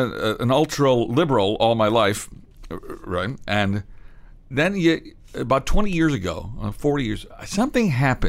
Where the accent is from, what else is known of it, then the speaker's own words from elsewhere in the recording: Midwest, United States; I'm being from the Midwest